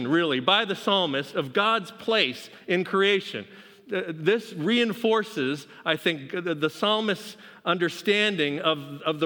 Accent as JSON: {"language": "English", "region": "Pacific Northwest", "country": "United States", "tie": "born or raised there", "moved": "yes", "said": "I grew up in the Pacific Northwest where we have a couple mountains out there"}